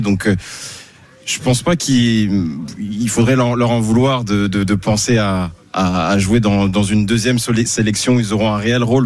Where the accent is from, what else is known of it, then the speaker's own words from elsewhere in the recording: France; on est né en France, on a grandi en France, on a, on a les, coutumes françaises.